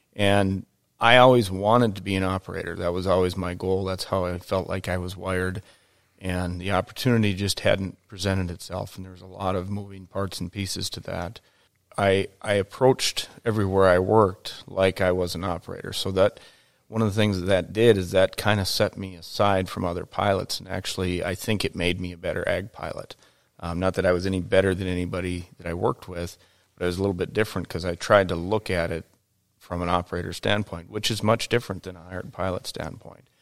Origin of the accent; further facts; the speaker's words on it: Detroit Lakes, Minnesota, United States; I grew up in Detroit Lakes, Minnesota, in a resort town.